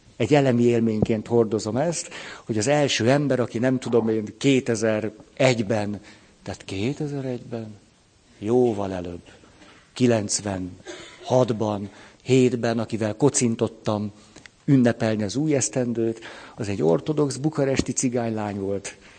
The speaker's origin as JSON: {"language": "Hungarian", "country": "Hungary", "tie": "born or raised there", "said": "hogy magyar vagyok. Istenem, ha nem itt nőttem volna föl"}